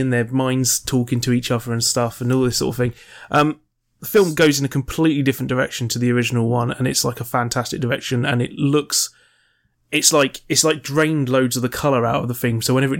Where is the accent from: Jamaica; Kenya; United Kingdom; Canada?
United Kingdom; I'm British